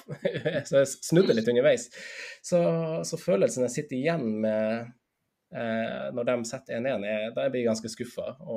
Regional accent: Finnsnes, Troms, Norway; moved away; jeg er fra Finnsnes, da jeg fortsatt bodde på Finnsnes

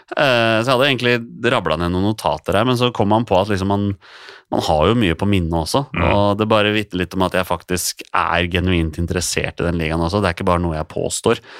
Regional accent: Oslo, Norway; Jeg vokste jo opp som Skeid-gutt. Jeg spilte jo for Skeid siden jeg var seks år, og jeg er fra Torshov sjøl

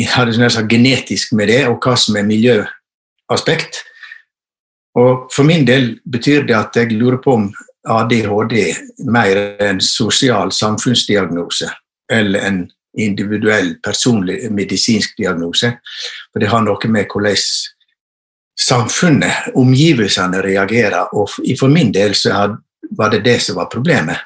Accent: Western Norway, Norway; also born or lived in Førde; jeg er vestlending

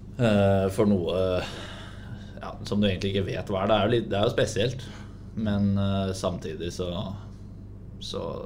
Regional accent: Hamar, Innlandet, Norway; now in Sarpsborg, Norway; Da var jeg hjemme på Hamar

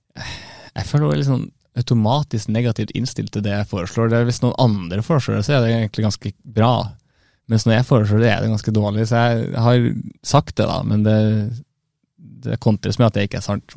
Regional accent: Brønnøysund, Nordland, Norway; now in Bodø, Norway; Jeg vet ikke om jeg er ekte nordlending når jeg er så langt sør fra som Brønnøysund

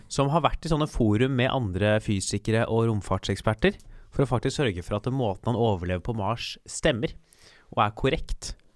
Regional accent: Norway

